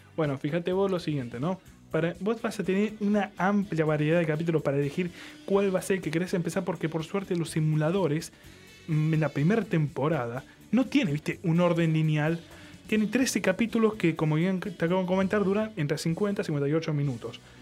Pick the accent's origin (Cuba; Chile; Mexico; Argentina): Argentina; somos argentinos